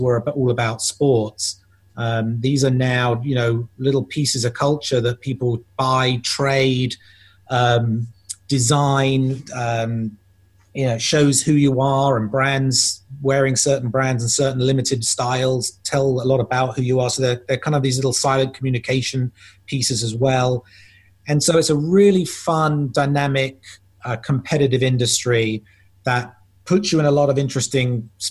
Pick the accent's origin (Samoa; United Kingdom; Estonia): United Kingdom; London; I'm from England. I'm from the suburbs of London, in fact, Southwest London.